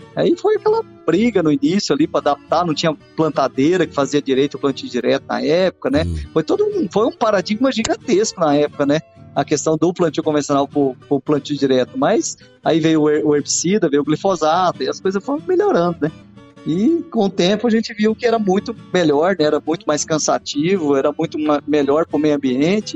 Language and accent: Portuguese; Água Boa, Mato Grosso, Brazil; born or raised there; also born or lived in Barra do Garças